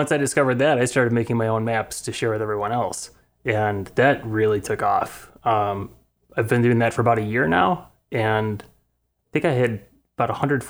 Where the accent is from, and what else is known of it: Tinley Park or Oak Forest, Bremen Township, Illinois, United States; born or raised there